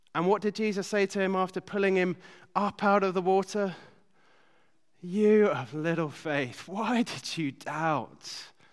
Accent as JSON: {"language": "English", "country": "United Kingdom", "said": "being British"}